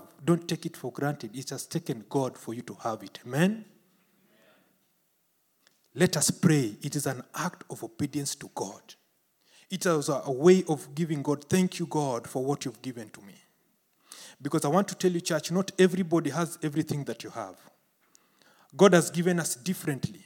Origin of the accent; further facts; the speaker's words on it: Kenya; In Kenya, where I came from